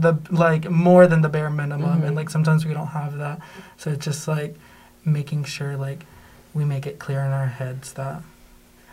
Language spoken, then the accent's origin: English; Rome, Georgia, United States; I'm from Rome, and, like, growing up on, like, Barry's campus